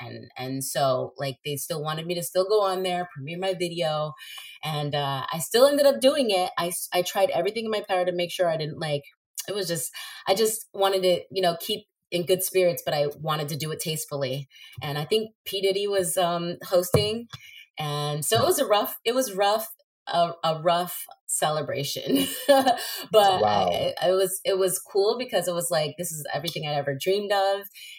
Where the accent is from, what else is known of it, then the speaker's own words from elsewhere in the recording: New Jersey, United States; also born or lived in Maryland; I grew up back and forth. It was like Jersey City. I was born in Northburg in New Jersey, but I used to go back and forth to Maryland and New Jersey